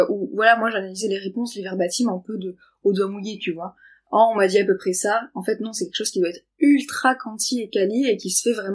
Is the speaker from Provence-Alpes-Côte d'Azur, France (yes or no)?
yes; Nice, Provence-Alpes-Côte d'Azur, France; accent: Niçois; Euh, ah, je vois, j'ai l'accent niçois, pardon.